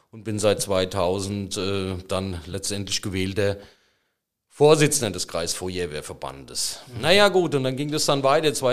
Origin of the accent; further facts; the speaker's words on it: Friedrichsdorf, Hesse, Germany; eine Verwaltungslehre in meiner Heimatstadt Friedrichsdorf äh, begonnen